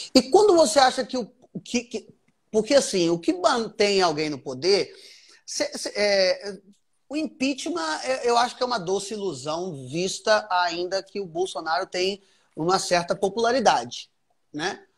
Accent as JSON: {"language": "Portuguese", "country": "Brazil", "said": "A gente é brasileiro"}